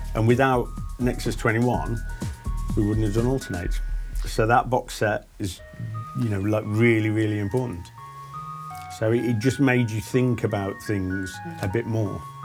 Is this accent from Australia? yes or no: no; Stafford, West Midlands, United Kingdom; from Stafford